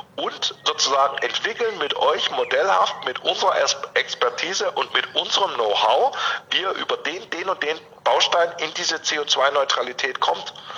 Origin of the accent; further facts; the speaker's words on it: near Stuttgart, Baden-Württemberg, Germany; now in Leipzig, Germany; ich komme ursprünglich aus der Nähe von Stuttgart, ähm, also ich bin in einem kirchlich äh, oder auch durchaus in einem ökologischen Kontext aufgewachsen